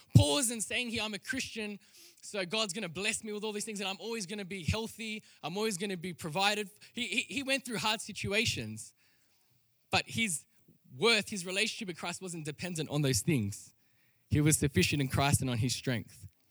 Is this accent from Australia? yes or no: yes; Sydney, New South Wales, Australia; I was born in Western Sydney